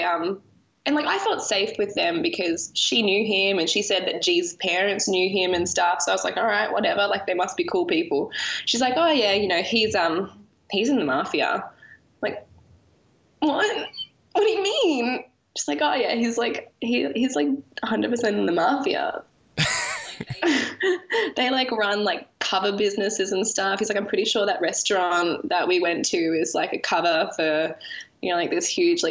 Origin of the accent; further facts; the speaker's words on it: Australia; we're two Australian women